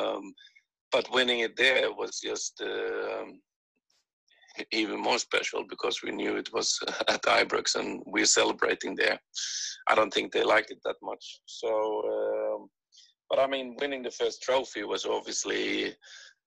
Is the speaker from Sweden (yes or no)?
yes; Helsingborg, Skåne, Sweden; moved away as an adult; also born or lived in Netherlands / Scotland; I'm from Sweden